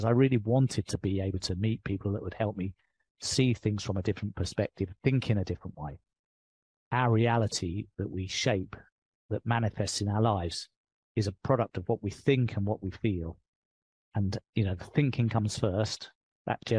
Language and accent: English; England, United Kingdom; accent: English; moved away; I'm British. I've got an English accent.